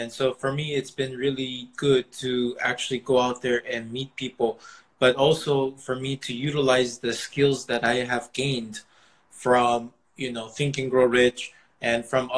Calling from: Lake Forest, California, United States; I'm coming from Lake Forest, California. That's near Irvine.

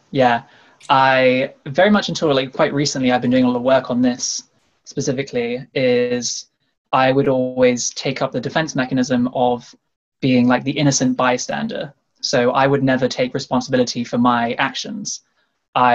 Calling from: Sheffield, Yorkshire and the Humber, United Kingdom; I'm coming from the Midlands of the UK, so I'm in Sheffield at the moment.

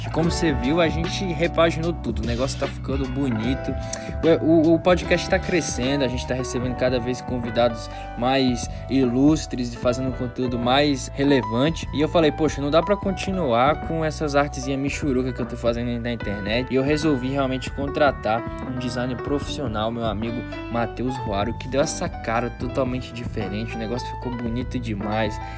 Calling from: Ilhéus, Bahia, Brazil; sou aqui de Ilhéus, na Bahia

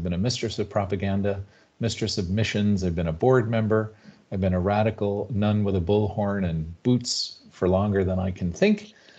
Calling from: San Francisco, California, United States; I'm calling in from the San Francisco coast, which is the traditional and unceded territories of the Ramaytush, Ohlone, and Mawikma nations.

